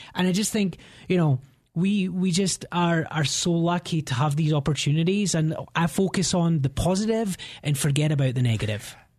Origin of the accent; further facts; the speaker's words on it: Scotland, United Kingdom; moved away as an adult; now in Denver, United States; I'm from Scotland and, um, you know, had, had a great upbringing